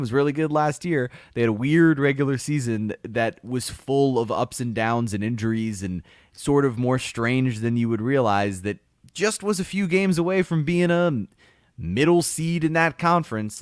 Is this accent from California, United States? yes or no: no; South Florida, United States; I grew up in South Florida